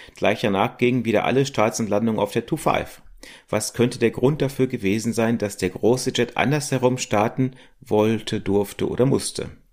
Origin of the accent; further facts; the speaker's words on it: Germany; wir als Deutsche